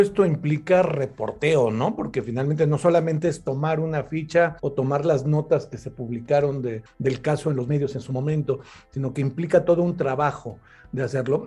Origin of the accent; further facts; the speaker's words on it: Mexico; en mi país, en México